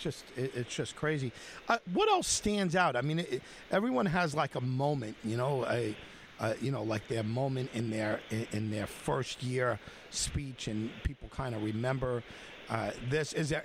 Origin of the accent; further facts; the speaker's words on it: United States; But I'm still an American. I'm still here.